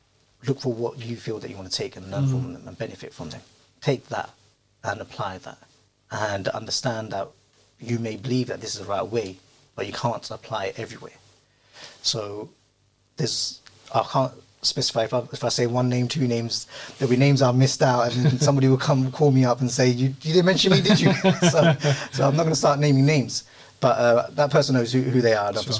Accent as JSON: {"language": "English", "region": "London", "country": "United Kingdom", "tie": "born or raised there", "said": "I grew up in South London, didn't have many Muslims around."}